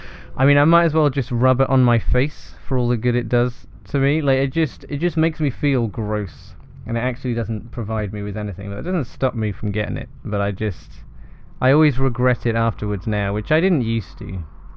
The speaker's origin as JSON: {"language": "English", "town": "Shrewsbury", "region": "West Midlands", "country": "United Kingdom", "tie": "born or raised there", "said": "like growing up in Shrewsbury, I was like, oh yeah, that's just the McDonald's."}